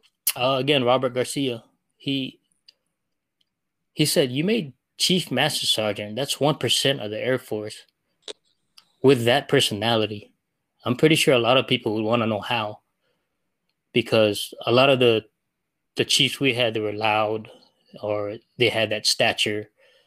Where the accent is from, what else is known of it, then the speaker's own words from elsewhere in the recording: Philippines; one, I'm Filipino, and I wanted to see me and be like, this guy made it that far